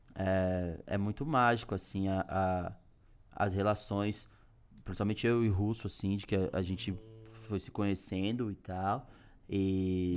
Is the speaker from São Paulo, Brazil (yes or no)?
yes; Taboão da Serra, São Paulo, Brazil; moved away as an adult; now in São Paulo, Brazil; eu sou oriundo do Taboão da Serra, uhum. moro no hum. centro